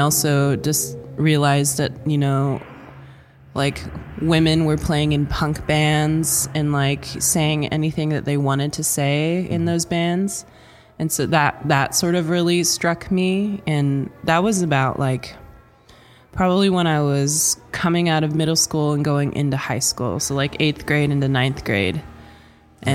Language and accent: English; Swinomish Indian Reservation, Washington, United States; I grew up on the Swinomish Indian Reservation